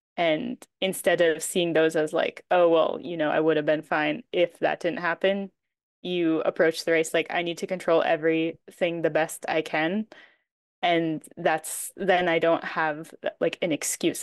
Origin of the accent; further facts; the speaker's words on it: Maine, United States; moved away as an adult; also born or lived in New Hampshire / Utah / Switzerland; now in France; I grew up in Maine